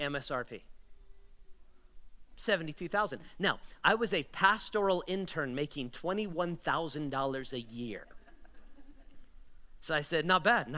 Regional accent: Las Vegas, Nevada, United States; also born or lived in Florida; I was born and raised in Vegas, but I moved to Florida for college, came back here

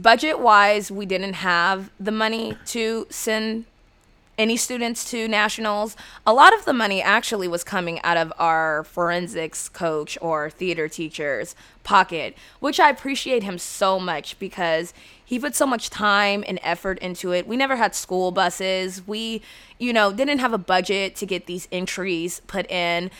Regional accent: San Diego, California, United States; I'm from San Diego

